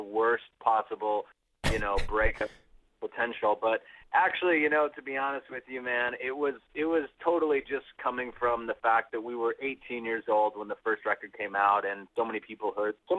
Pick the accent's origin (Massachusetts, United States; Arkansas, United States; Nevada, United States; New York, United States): Nevada, United States; Las Vegas; growing up in Las Vegas and being in that sort of local music scene